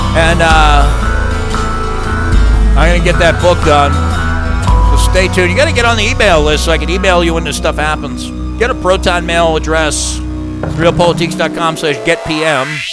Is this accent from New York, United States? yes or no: yes; Long Island, New York, United States; the upper middle class suburban neighborhood where I grew up on Long Island